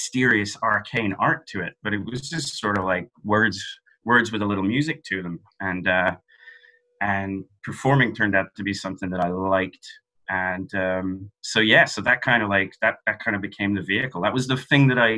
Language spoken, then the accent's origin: English; London, United Kingdom; moved away as an adult; now in Dublin, Ireland; I'm Irish. I grew up in London